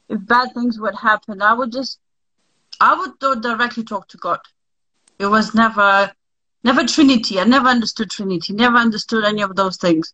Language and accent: English; Lithuania; moved away; I was born in Lithuania. I'm sort of half Russian, half Lithuanian